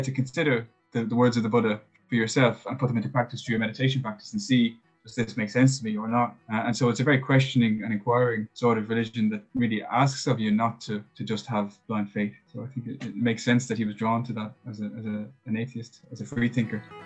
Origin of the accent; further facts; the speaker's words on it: Ireland; as Irish people who grew up with Catholicism